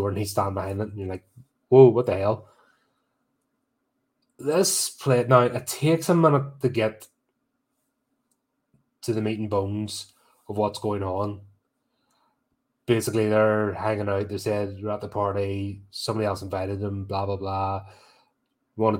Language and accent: English; United Kingdom; As a Brit